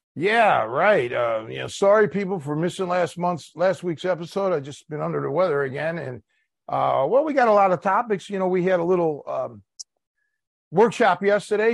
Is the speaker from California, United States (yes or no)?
no; Cleveland, Ohio, United States; now in Chicago, United States; I'm from Cleveland, born and raised.